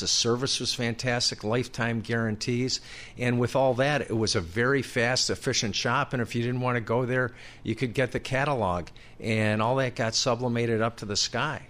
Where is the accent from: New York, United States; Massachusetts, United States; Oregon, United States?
New York, United States; Buffalo; Canisius College, where I grew up in Buffalo